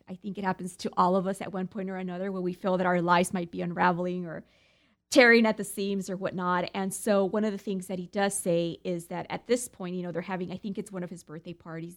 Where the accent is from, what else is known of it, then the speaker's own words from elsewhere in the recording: United States; being American